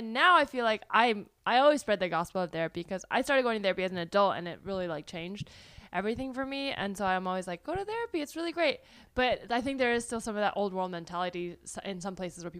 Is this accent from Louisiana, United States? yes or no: no; California, United States; I grew up in California